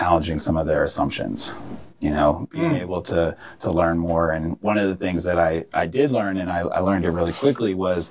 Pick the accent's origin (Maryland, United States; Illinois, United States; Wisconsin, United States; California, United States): Maryland, United States; Prince George's County; also born or lived in Washington, D.C.; I was born here in D.C. Majority of my family is from D.C., but I was raised in Prince George's County.